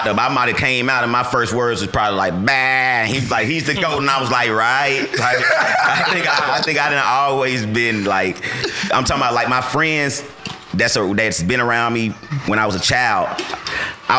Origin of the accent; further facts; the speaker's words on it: Atlanta, Georgia, United States; Atlanta, right here. I'm born and raised